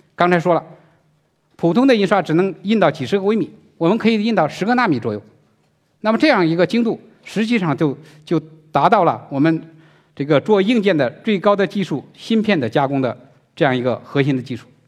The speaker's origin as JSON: {"language": "Chinese", "country": "China", "said": "我们中国人"}